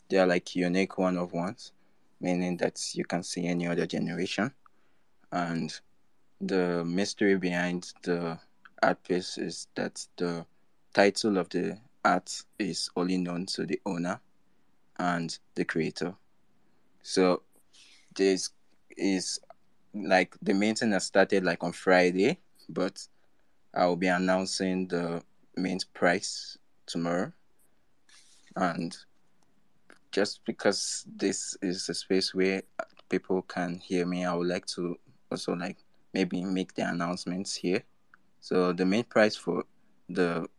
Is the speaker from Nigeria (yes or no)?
yes; Nigeria; I'm from Nigeria